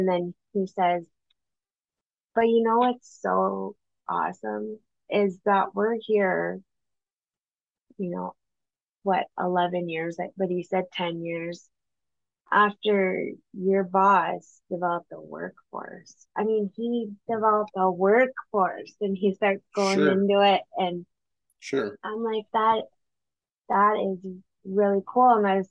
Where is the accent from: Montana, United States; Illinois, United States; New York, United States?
Montana, United States; Great Falls; we're all from Great Falls